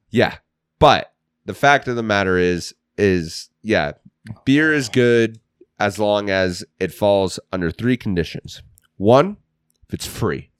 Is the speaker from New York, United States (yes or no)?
no; Russell, Kansas, United States; We're from Kansas. Russell Rangers.